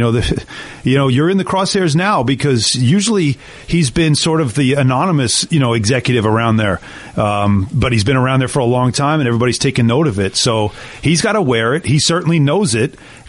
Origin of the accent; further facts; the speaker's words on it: Long Island, New York, United States; We're both from Long Island.